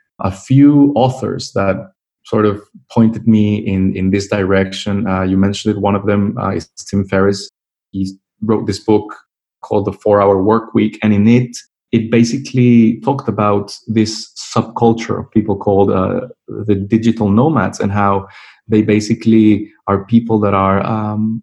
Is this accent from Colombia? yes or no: yes; Colombia; moved away as an adult; also born or lived in Mexico; now in London, United Kingdom; I was born in Mexico, but all my family is Colombian. So I was raised in Colombia. That's where I've lived for most of my life.